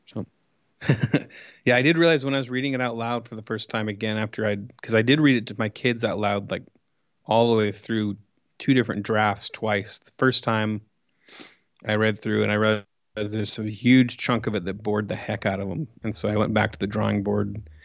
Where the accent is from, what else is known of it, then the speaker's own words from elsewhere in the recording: Coos Bay, Oregon, United States; moved away as an adult; also born or lived in Portland area, Oregon; now in Los Angeles, United States; I'm from Coos Bay, which is a small town in Oregon